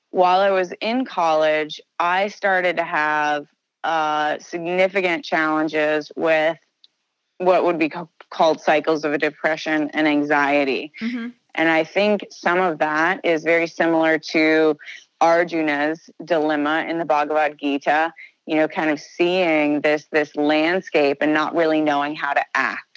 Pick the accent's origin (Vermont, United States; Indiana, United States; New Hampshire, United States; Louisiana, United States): Indiana, United States; Southern; moved away as an adult; also born or lived in Chicago; I grew up in Southern Indiana.